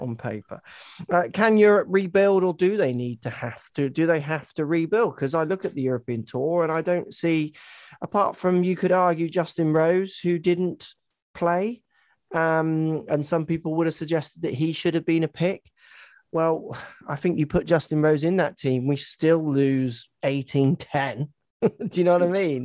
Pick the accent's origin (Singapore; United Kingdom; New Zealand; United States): United Kingdom; England; I'm English